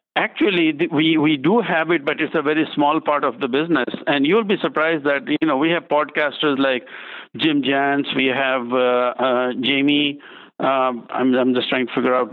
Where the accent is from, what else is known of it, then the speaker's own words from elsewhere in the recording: India; now in United States; I'm originally from India